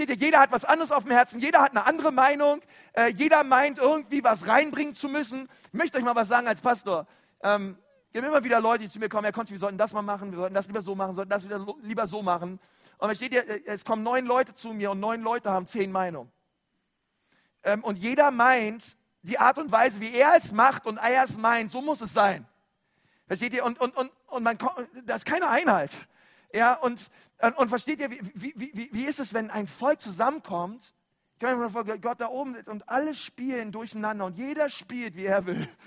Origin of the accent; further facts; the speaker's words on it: Germany; wir sind ja Deutsche, ich weiß, und andere sind ein bisschen extrovertierte Deutsche, die erheben ein bisschen mehr ihre Stimme